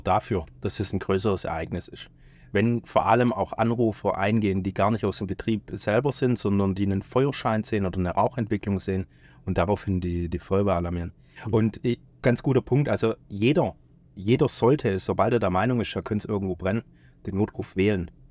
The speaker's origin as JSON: {"language": "German", "town": "Stuttgart", "region": "Baden-Württemberg", "country": "Germany", "tie": "born or raised there", "said": "in meiner Heimatstadt stattgefunden, in Stuttgart"}